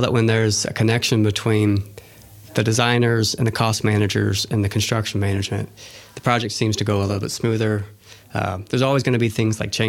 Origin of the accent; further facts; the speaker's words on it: Orlando, Florida, United States; I grew up in Orlando, home of many theme parks and different family center attractions